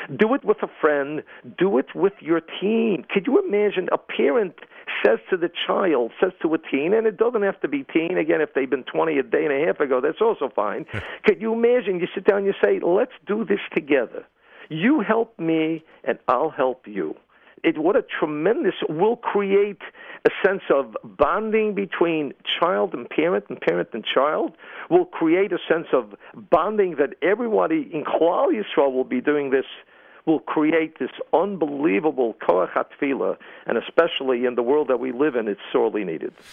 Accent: New York City, New York, United States; I'm from Brooklyn

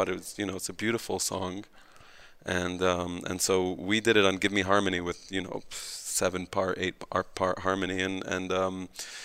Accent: Israel; when you're growing up on the Moshav

